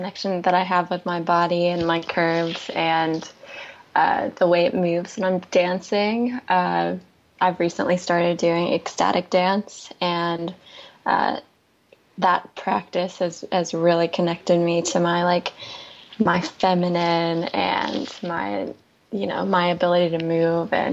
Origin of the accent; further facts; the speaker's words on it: North Carolina, United States; moved away as an adult; now in California, United States; I grew up in North Carolina, and it was a really big move to California